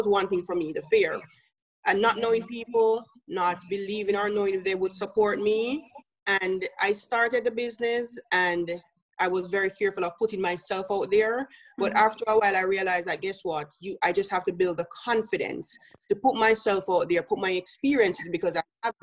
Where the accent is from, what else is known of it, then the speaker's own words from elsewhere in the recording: Jamaica; moved away as an adult; now in United States; If you hear my accent, I'm from Jamaica